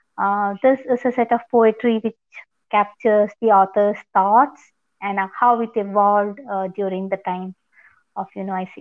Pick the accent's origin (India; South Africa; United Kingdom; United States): India; from India